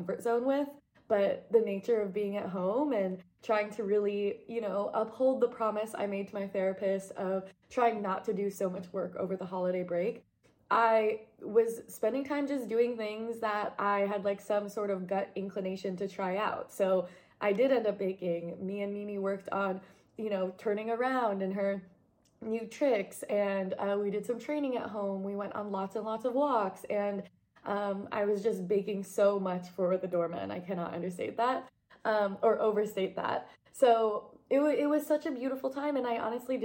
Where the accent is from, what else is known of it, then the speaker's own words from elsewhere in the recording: New York, United States; moved away; also born or lived in Portland; growing up in New York